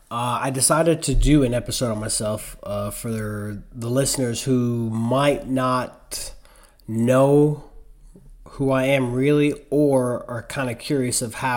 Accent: Spring Valley, New York, United States; I was born and raised in Spring Valley, New York, in Rockland County.

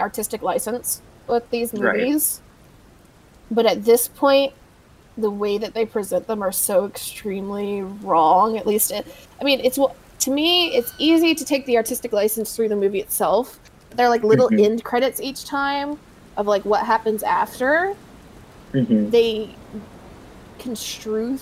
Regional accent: Deep South, United States; Growing up in the Deep South

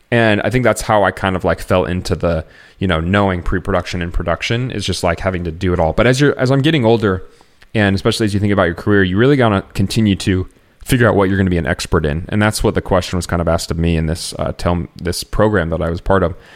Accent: Iowa, United States; moved away as an adult; also born or lived in Chicagoland area; now in Chicago, United States; growing up in Iowa uh, together, I have moved out to the Chicagoland area

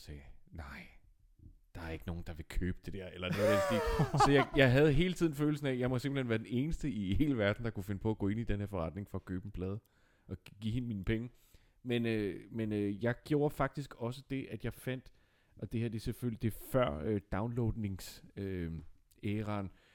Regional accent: Nakskov, Zealand, Denmark; du og jeg, Dines, vi kommer jo fra Nakskov

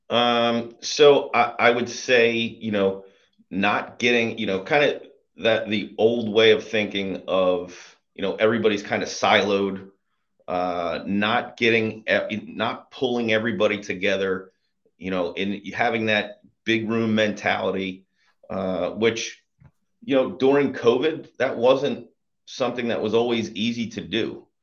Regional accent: Bucks County, outside Philadelphia, Pennsylvania, United States; Grew up just right outside of Philadelphia in, in Bucks County

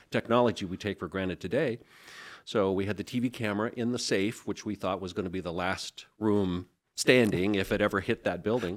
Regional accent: Seattle, Washington, United States; moved away as an adult; also born or lived in Bergen, Norway / Nebraska; now in Spokane, United States; I was born and raised in West Seattle and grew up partly in Bergen, Norway

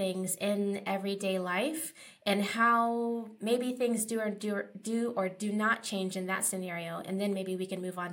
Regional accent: East Coast, United States; now in Los Angeles, United States; I'm from the East Coast

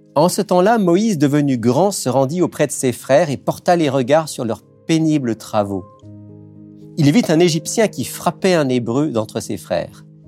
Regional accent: France; moved away as an adult; now in Quebec, Canada; je suis d'origine française. Euh, au Québec depuis, depuis plus de 20 ans

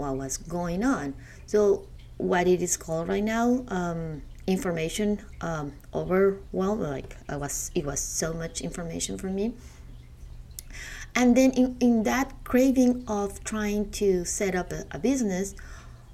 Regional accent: Mexico; moved away as an adult; now in United States; I am from Mexico

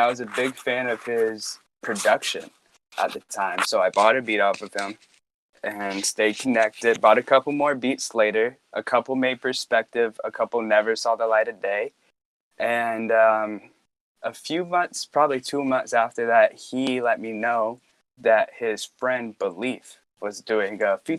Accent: Roanoke, Virginia, United States; where I grew up in Roanoke, Virginia

